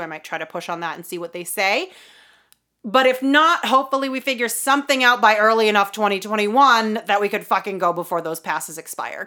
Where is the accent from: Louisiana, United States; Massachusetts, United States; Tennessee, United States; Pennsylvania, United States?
Massachusetts, United States; Boston; we're from the Boston area